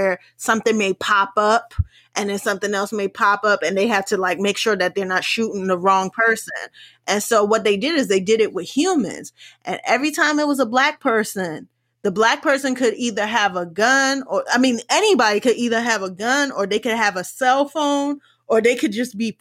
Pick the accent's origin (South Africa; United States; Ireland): United States; also born or lived in West Indies (ancestry); me being someone who is West Indian, even I, having family that is from third world countries, even I thought, I didn't have the accurate the perception of Africa because of how the world I grew up in America.